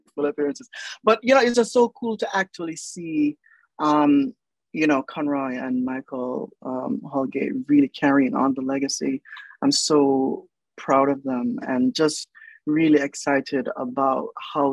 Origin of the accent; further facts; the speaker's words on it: Jamaica; moved away; also born or lived in New York / United Kingdom; the way I speak as a Jamaican